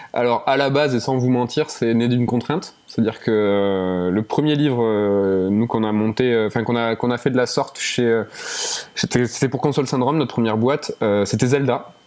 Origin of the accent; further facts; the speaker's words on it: Toulouse, Occitania, France; on est de, on est de Toulouse